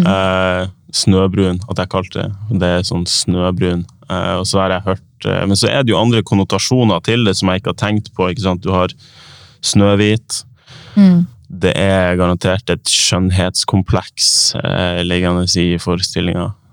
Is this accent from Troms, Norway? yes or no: yes; Tromsø, Troms, Norway; now in Oslo, Norway; jeg har vokst opp i Tromsø